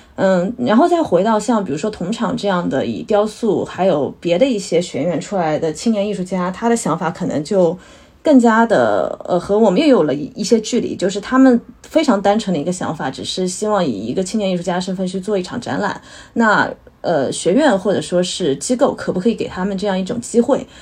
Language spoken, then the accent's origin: Chinese; Hangzhou, Zhejiang, China; 我算是，呃，土生土长杭州人，但我的父母就包括我的父亲，他可能也是来就是杭州打拼的这样一代人